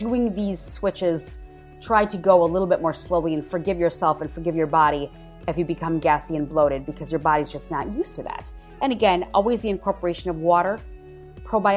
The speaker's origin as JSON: {"language": "English", "region": "Wisconsin", "country": "United States", "moved": "yes", "said": "I am originally from Wisconsin"}